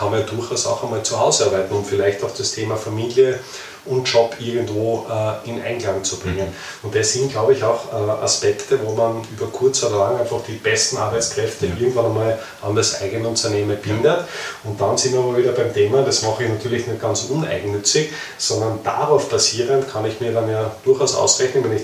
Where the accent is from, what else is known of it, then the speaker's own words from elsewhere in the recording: Austria; warum soll ich jetzt als Österreicher nicht irgendwann einmal in Deutschland